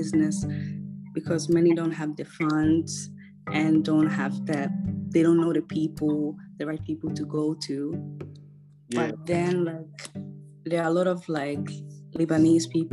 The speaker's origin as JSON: {"language": "English", "country": "Finland", "moved": "yes", "lives_now": "Accra, Ghana", "said": "I am from Finland"}